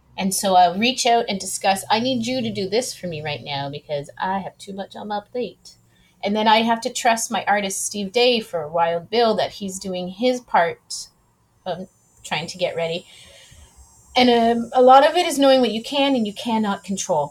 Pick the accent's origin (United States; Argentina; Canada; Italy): Canada; Ridgeville, Ontario; moved away as an adult; also born or lived in Edmonton, Alberta; now in Quebec, Canada; I'm originally from the Niagara region in a little teeny town called Ridgeville, Ontario